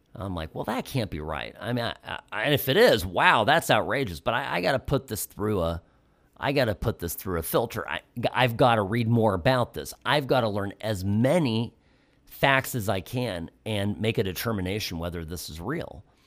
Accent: United States; as an American

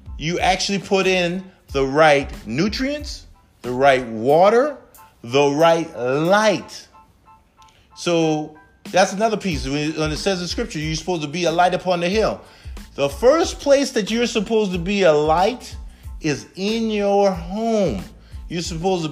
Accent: Charleston, South Carolina, United States; I'm originally from Charleston, South Carolina, home of the Chuck. And growing up for us was a little rough

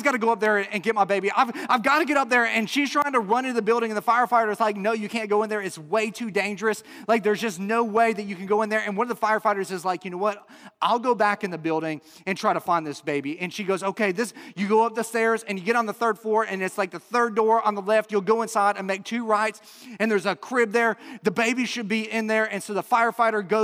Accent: Chicago, Illinois, United States; I'm from the Chicago area

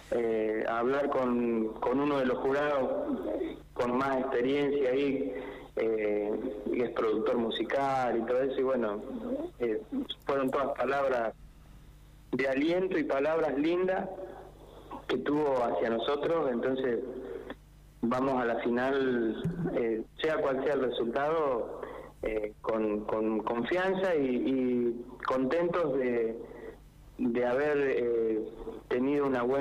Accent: La Pampa, Argentina; nuestra provincia es, eh, bueno, entre nosotros, entre los pampeanos.

